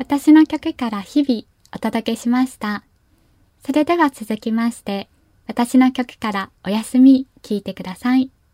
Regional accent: Kyushu, Japan; moved away as an adult; also born or lived in Kanto

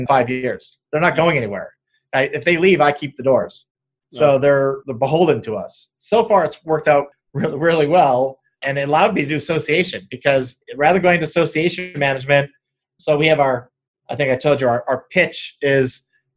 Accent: Apple Valley, California, United States; Southern California, I'm from Apple Valley

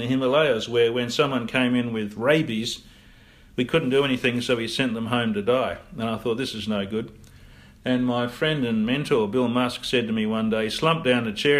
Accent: Perth, Western Australia, Australia; also born or lived in England / United States; I'm a local Perth boy. In fact, I grew up in Bassendean in a factory suburb.

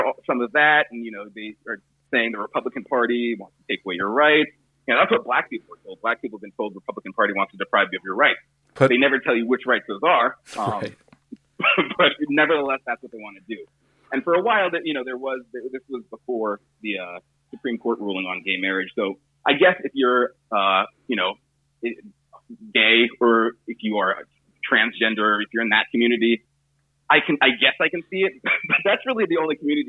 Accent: Southern California, United States; I grew up in Southern California

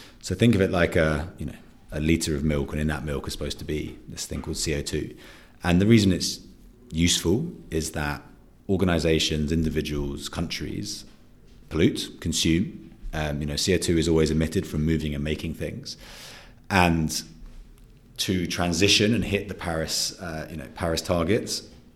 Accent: London, United Kingdom; also born or lived in New Zealand / New York; I'm originally from New Zealand, grew up in London

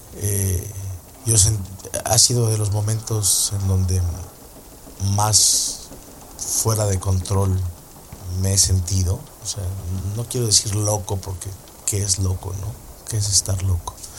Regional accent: Coatzacoalcos, Veracruz, Mexico; moved away; estábamos en Coatzacoalcos, Veracruz, que es de donde yo soy

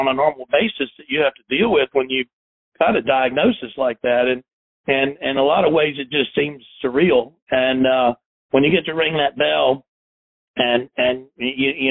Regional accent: South Carolina, United States; also born or lived in Chattanooga, Tennessee; I grew up in South Carolina

